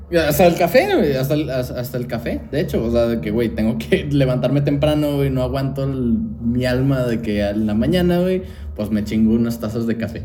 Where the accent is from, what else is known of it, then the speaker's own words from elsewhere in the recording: Mexico; also born or lived in Japan; era el mexicano en la reunión